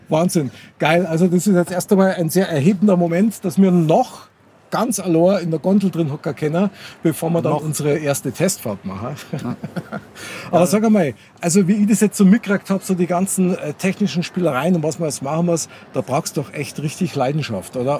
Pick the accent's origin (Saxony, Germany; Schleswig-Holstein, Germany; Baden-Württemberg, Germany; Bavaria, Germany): Bavaria, Germany; Munich; ich bin echter Münchner Kindl